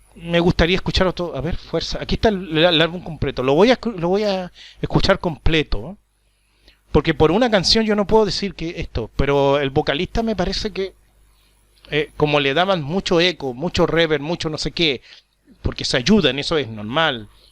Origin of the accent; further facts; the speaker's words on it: Chile; now in Paraguay; yo soy chileno, vivo en, en Paraguay.